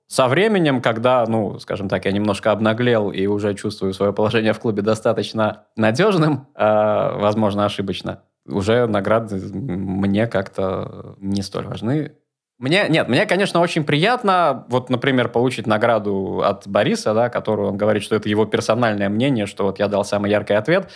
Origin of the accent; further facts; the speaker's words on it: Gatchina, Leningrad Oblast, Russia; я родился в Гатчине